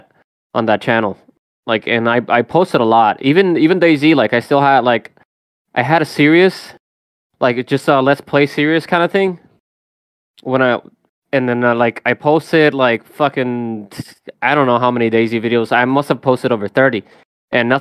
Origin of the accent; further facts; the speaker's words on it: Puerto Rico; moved away as an adult; also born or lived in United States; I was born and raised in Puerto Rico